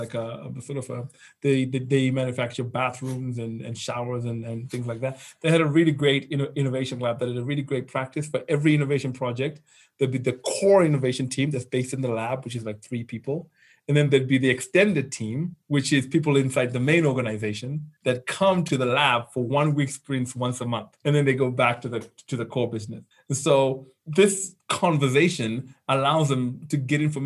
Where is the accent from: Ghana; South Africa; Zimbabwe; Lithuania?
Zimbabwe; moved away as an adult; also born or lived in London / Silicon Valley; I've born and raised in Zimbabwe.